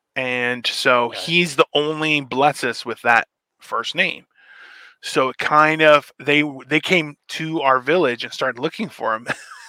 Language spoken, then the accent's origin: English; Canada; I'm a Canadian citizen.